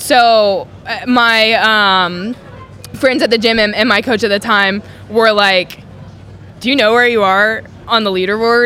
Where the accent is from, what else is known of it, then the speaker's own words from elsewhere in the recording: North Carolina, United States; moved away as an adult; also born or lived in California; now in Texas, United States; I grew up in North Carolina, so moving from North Carolina to California was wild